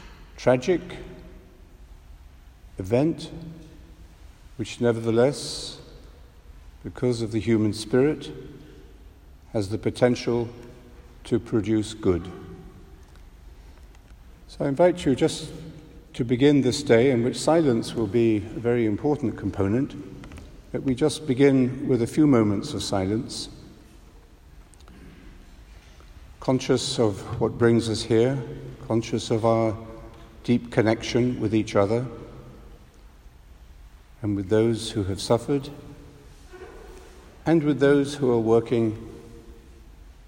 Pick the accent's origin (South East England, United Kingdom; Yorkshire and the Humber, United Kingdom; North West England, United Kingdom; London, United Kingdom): London, United Kingdom; As a Londoner